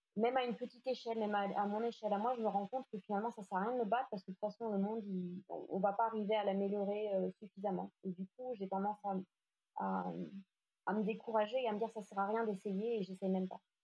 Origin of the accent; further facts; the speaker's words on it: Lyon, Auvergne-Rhône-Alpes, France; moved away as an adult; also born or lived in Asia; je suis lyonnaise, même si j'ai vécu quelques années en Asie